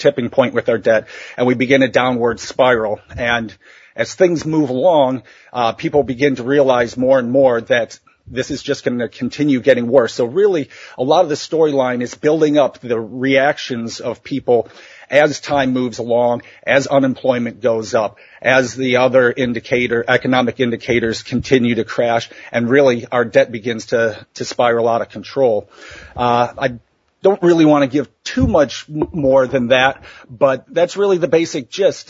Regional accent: Ohio, United States; my home state of Ohio, in central Ohio

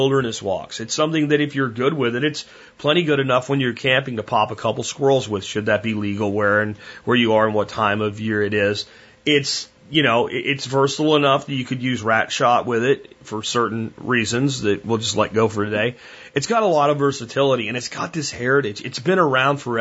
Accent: Pennsylvania, United States; I grew up deer hunting in Pennsylvania

